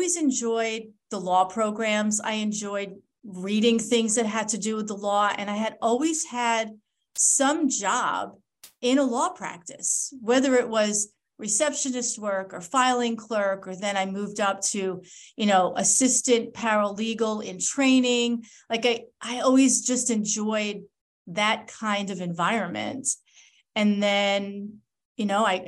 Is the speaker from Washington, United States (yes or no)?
no; Long Island, New York, United States; also born or lived in Michigan; I grew up on Long Island, New York